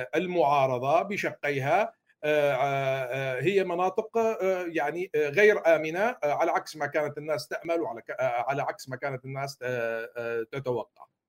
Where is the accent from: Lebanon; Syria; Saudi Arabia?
Syria; moved away; علينا كسوريين